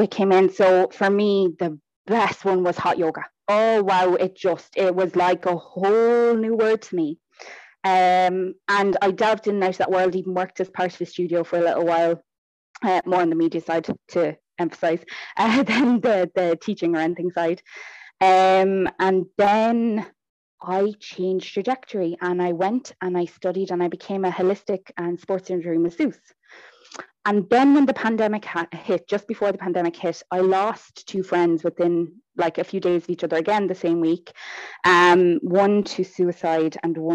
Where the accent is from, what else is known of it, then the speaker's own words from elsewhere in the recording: Ireland; I obviously am from Ireland